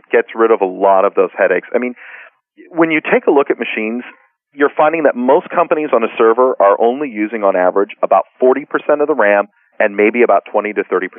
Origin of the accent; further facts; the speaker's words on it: Chicago, Illinois, United States; also born or lived in Montreal, Canada; I was born in Montreal. I was raised in Chicago, so I don't know much about earthquakes.